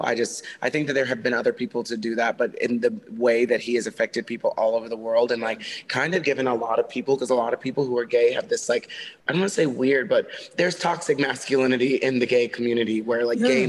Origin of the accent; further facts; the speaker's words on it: Texas, United States; now in Los Angeles, United States; I grew up in the Bible Belt of Texas